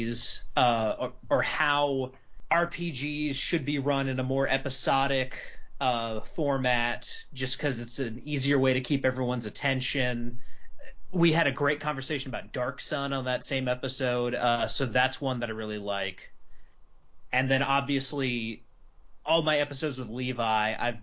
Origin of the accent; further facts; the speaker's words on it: North Carolina, United States; moved away as an adult; now in Nashville, United States; once I moved from North Carolina, where I lived my whole life, to Nashville after I got married